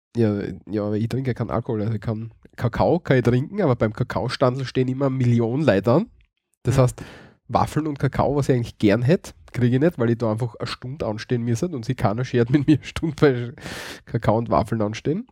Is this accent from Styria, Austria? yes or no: yes; Graz, Styria, Austria; Bei uns in Graz gibt es, glaube ich, fünf oder sechs Weihnachtsmärkte